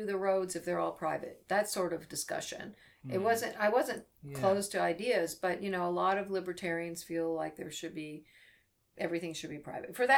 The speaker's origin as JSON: {"language": "English", "country": "United States", "said": "I'm an American"}